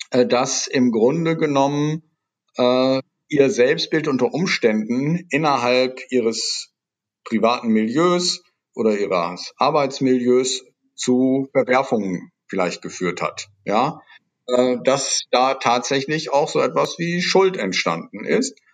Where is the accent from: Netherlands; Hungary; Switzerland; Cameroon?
Netherlands; German is a second language; Denken Sie an die Versöhnungszeremonien in Südafrika, als äh, Niederländer ist mir das natürlich sehr nah, mhm.